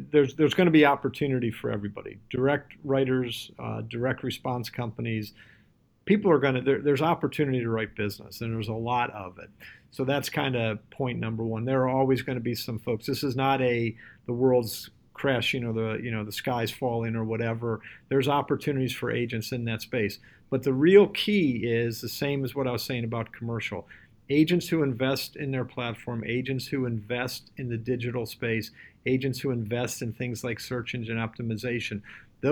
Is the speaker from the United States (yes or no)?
yes; Cleveland, Ohio, United States; Cleveland, Ohio, which is my hometown